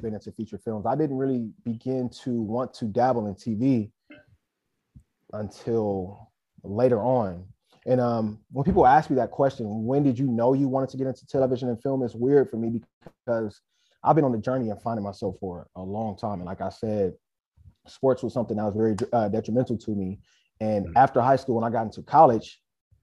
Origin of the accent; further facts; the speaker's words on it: Inglewood, California, United States; also born or lived in South Central, Los Angeles; I'm from Inglewood, California. I've grown up everywhere in LA, really. So depending on who I speak with, I'll say South Central or I'll say Inglewood